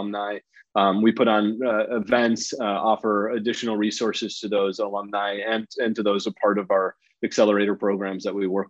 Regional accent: Wisconsin, United States; now in Chicago, United States; I grew up in Wisconsin, born and bred in the Midwest

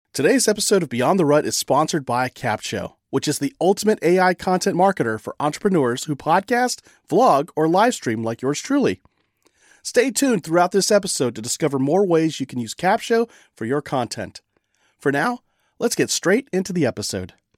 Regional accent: California, United States; now in Texas, United States; California is my home state.

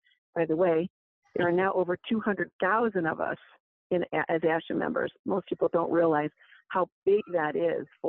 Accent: Midwest, United States; I'm from the Midwest too. I was raised with, you know, just let your work speak for yourself.

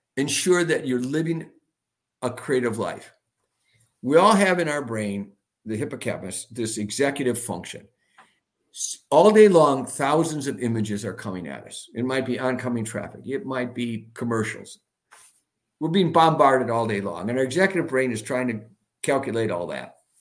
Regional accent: Milwaukee, Wisconsin, United States; I'm from Milwaukee, the home of Harley Davidson

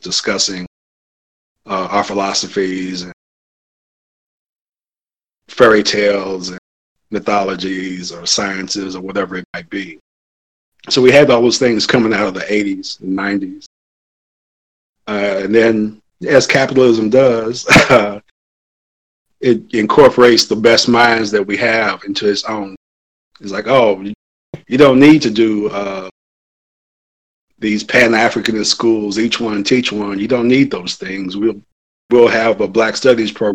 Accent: United States; it's like all Americans, you know, we're raised with the same pretty much core set

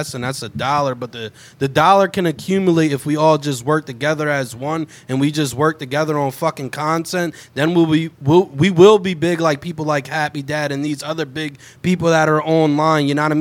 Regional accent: New Jersey, United States; also born or lived in Philadelphia; I grew up all around Jersey

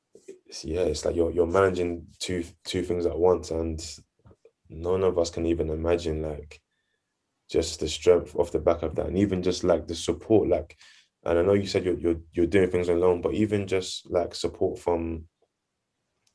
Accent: Nigeria; I'm Nigerian too, so I get that culture aspect

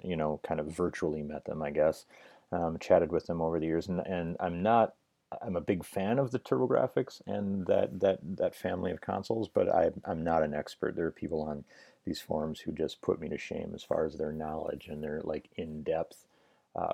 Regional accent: Merrill, Wisconsin, United States; moved away; I'm from Merrill. I grew up in Merrill

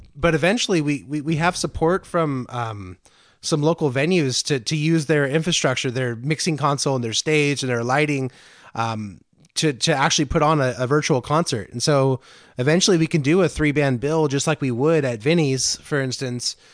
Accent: Antioch, California, United States; I'm from Antioch originally, which is about 20 miles from Concord

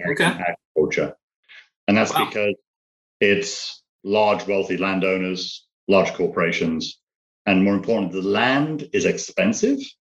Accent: United Kingdom; moved away as an adult; now in United States; British, but I'm uh, living in the States now, dual citizen

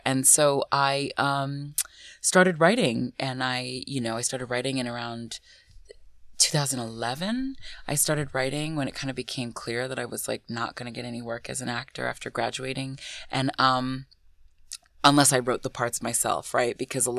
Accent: United States; also born or lived in Ghana; I was born in the States. Yeah. I was born in the States. I'm a dual citizen, but I was born in the States.

